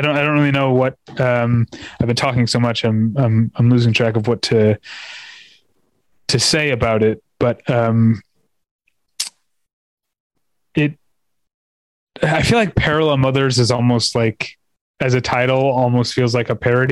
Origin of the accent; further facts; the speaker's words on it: United States; I'm an American